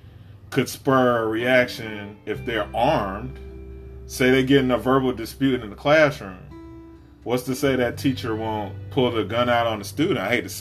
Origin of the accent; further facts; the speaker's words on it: South Carolina, United States; now in Florida, United States; growing up in South Carolina, too